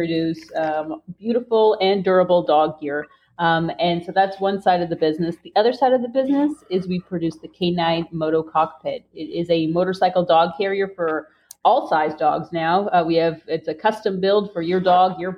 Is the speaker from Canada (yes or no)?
yes; Canada; I am Canadian